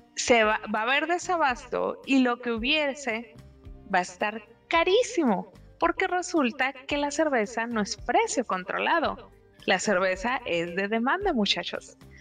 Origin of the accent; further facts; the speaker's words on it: Mexicali, Baja California, Mexico; mi tierra